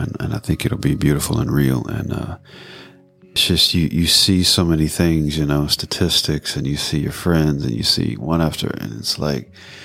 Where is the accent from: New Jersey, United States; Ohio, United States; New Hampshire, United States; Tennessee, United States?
Tennessee, United States; Memphis; I grew up in Memphis